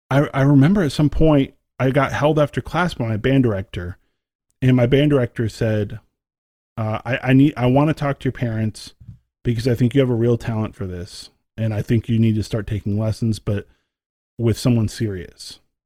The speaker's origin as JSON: {"language": "English", "region": "Texas", "country": "United States", "tie": "born or raised there", "said": "you know, as you know, growing up in Texas, you have to join the band. You have to do it."}